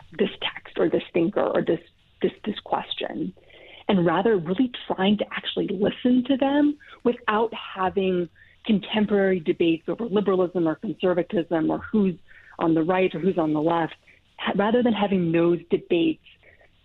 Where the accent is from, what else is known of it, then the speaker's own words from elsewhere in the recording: Montana, United States; moved away as an adult; So I'm from Montana. I'm born and raised in Montana